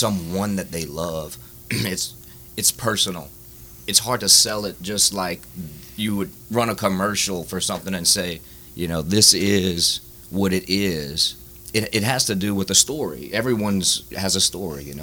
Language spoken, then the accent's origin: English; Baldwin, United States; I grew up in Baldwin, big family, big Catholic